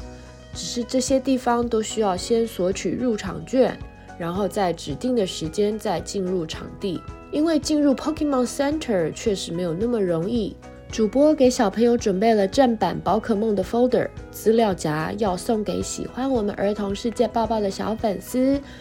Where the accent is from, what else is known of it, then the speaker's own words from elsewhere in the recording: Taiwan; 身为台湾人，在日本的街头逛街时，还是很自豪的。